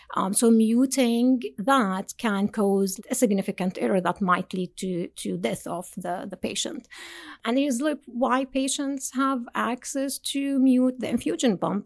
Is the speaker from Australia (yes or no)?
no; Jordan; moved away as an adult; also born or lived in Binghamton, United States; now in United States; From Jordan. So I did my undergrad and master degree in Jordan